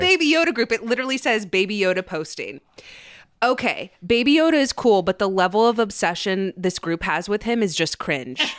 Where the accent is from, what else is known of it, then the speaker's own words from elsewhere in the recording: Dallas, Texas, United States; the high school I went to in Dallas